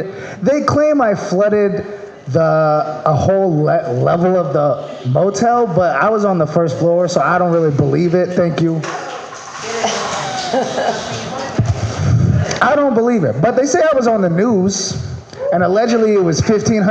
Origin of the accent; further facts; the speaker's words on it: Maryland, United States; now in California, United States; I'm from Maryland.